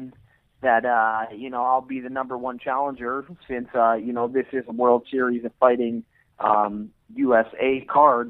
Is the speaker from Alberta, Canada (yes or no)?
yes; Edmonton, Alberta, Canada; I'm born and raised in Edmonton, Alberta, Canada